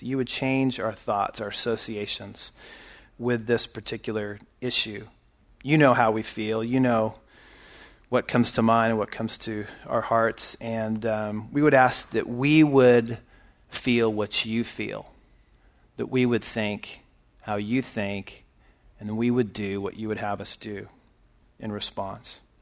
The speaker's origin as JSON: {"language": "English", "region": "California", "country": "United States", "tie": "born or raised there", "moved": "yes", "lives_now": "Texas, United States", "said": "I was born in California, raised in California."}